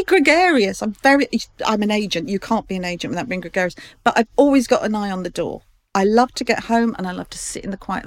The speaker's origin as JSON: {"language": "English", "region": "London", "country": "United Kingdom", "tie": "born or raised there", "said": "I grew up in Fulham, off the Fulham Road."}